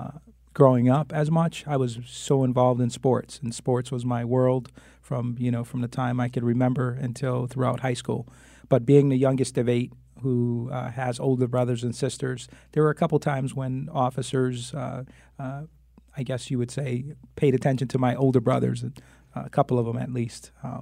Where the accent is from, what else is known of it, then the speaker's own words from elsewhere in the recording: Hartford, Connecticut, United States; But the youngest of eight, I was born and raised on Flatbush Avenue, lived in the same house from the time I was born until the time I graduated high school. You know, proud graduate of Hartford Public Schools, Mary Hooker School, Burr, and Buckley High School.